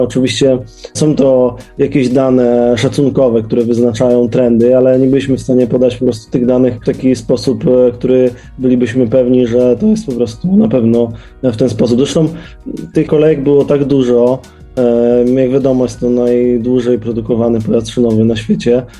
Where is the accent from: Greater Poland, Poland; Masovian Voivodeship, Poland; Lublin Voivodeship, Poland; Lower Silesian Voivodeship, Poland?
Lower Silesian Voivodeship, Poland; Wrocław; Wszyscy jesteśmy z Wrocławia, wszyscy jeździliśmy tym pociągiem